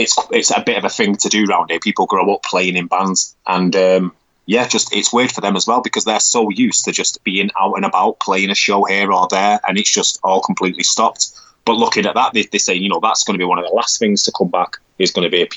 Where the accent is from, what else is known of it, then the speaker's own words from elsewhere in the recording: Manchester, North West England, United Kingdom; I'm from Manchester, so I'm from the north of England.